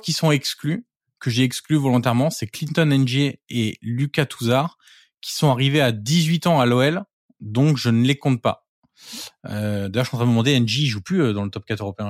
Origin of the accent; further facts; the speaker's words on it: Auxerre, Bourgogne-Franche-Comté, France; je suis originaire d'Auxerre